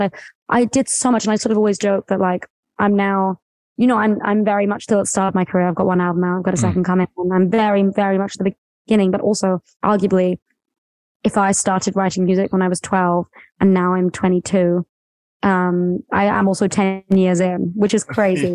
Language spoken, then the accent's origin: English; near Brighton, West Sussex, South East England, United Kingdom; I'm from like a really small town near Brighton, which is on the coast